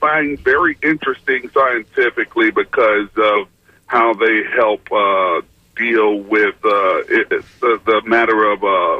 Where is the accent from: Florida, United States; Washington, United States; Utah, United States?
Florida, United States; Tampa; I'm actually from Tampa, but I'm just on the road.